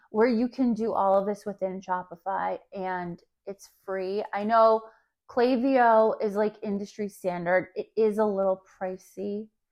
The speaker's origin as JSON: {"language": "English", "region": "New Jersey", "country": "United States", "tie": "born or raised there", "said": "I grew up in New Jersey where malls are life."}